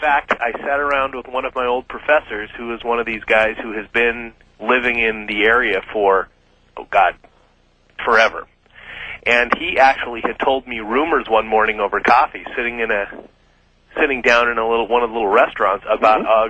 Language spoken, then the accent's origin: English; Yakima, Washington, United States; moved away as an adult; also born or lived in Ellensburg, Washington; now in Kirkland, United States; born and bred in Yakima